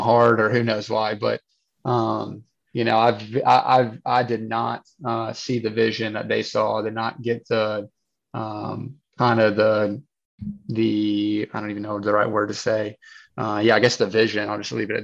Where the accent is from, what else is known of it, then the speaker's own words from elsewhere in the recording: Nashville, Tennessee, United States; born and raised in Nashville